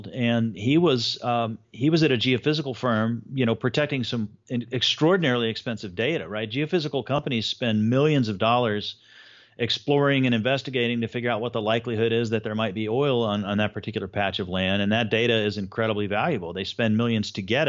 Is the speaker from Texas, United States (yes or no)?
yes; Houston, Texas, United States; also born or lived in Miami, Florida; Mostly in Houston, although part of my early childhood, we actually lived in Miami, Florida